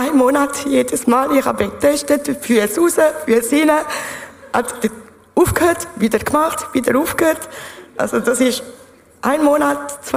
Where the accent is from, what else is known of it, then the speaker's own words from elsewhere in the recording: France; ich bin ursprünglich Französin. Ich bin aufgewachsen in einem äh, evangelischen Kinderheim.